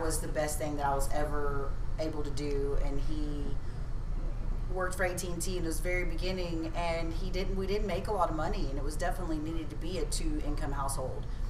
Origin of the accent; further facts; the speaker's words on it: Spring, Texas, United States; also born or lived in New Caney, Texas / Cleveland, Texas; I'm actually from New Caney, Texas